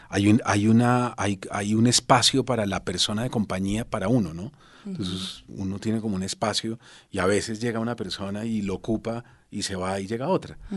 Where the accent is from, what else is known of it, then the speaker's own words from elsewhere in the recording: Bogotá, Colombia; moved away as an adult; yo salí de Bogotá con una beca para la Fundación Ortega y Gasset en Toledo